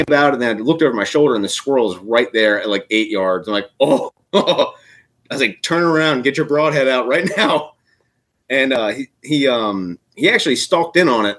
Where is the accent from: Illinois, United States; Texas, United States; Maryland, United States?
Maryland, United States; Eastern Shore; also born or lived in Virginia; I grew up on the Eastern Shore, Maryland. So we grew up hunting sika deer